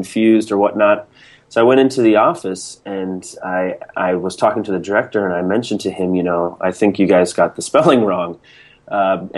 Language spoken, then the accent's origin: English; Minnesota, United States; moved away as an adult; now in Taiwan; I'm originally from Minnesota